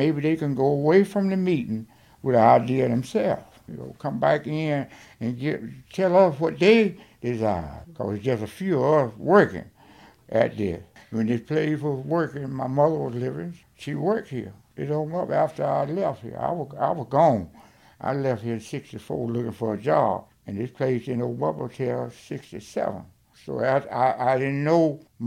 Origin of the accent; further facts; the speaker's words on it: Alberta, Alabama, United States; moved away as an adult; also born or lived in Detroit, Michigan; I'm from Alberta, Alabama. And I left here and went